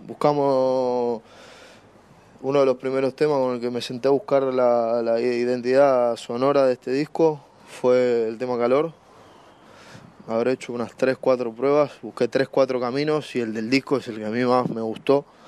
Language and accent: Spanish; Buenos Aires, Argentina; soy productor de Buenos Aires, Argentina